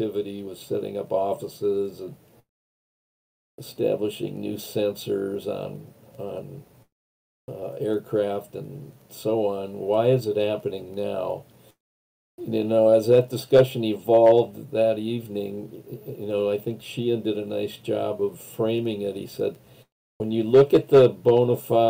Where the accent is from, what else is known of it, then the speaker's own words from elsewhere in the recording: Western Dakota, North Dakota, United States; now in Minneapolis, United States; where I grew up out in Western Dakota